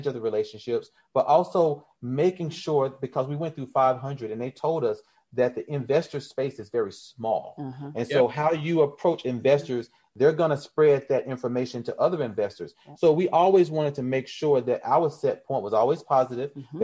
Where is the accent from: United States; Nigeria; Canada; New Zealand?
United States; Arkansas; moved away; growing up in Arkansas for the short time that I did